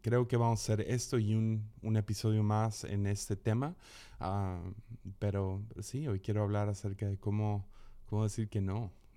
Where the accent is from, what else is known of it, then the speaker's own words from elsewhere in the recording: Mazatlán, Sinaloa, Mexico; crecí en Mazatlán